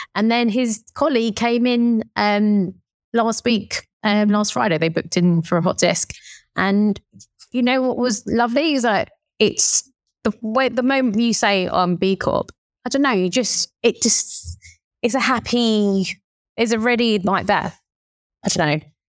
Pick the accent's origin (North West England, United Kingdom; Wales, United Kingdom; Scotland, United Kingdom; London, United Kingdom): London, United Kingdom; accent: Cockney; I'm born here in, in the U K and, but I, you know, my, my, my blood is Thai through and through, but, um, I'm like the Thai Cockney